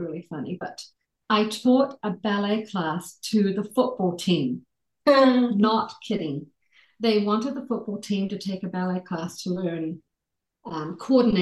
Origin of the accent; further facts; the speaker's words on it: Dunedin, Otago, New Zealand; accent: New Zealand; moved away as an adult; also born or lived in Alexandria, Virginia, United States / American Samoa; now in Utah, United States; I was born in a city called Dunedin, which is in the South Island of New Zealand